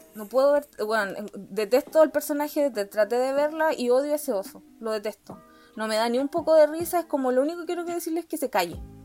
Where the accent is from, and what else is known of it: Temuco, Araucanía, Chile; born or raised there; now in Santiago, Chile